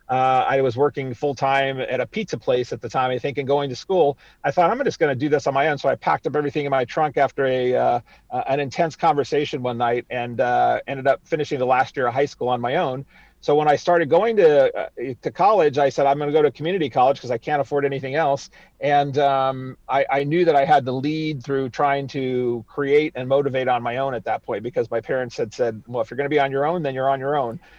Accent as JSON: {"language": "English", "region": "East Coast", "country": "United States", "tie": "born or raised there", "said": "I grew up across the United States, mostly on the East Coast of the United States, because my dad was a Navy man"}